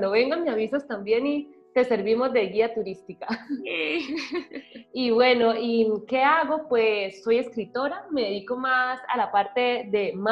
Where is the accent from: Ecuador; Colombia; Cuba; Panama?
Colombia; also born or lived in Spain; now in Malta; la gente cree como que me vine directamente desde Colombia, lo ven más lejos, pero no, yo vivía en España y ya de ahí pues me vine con mi pareja aquí a Malta.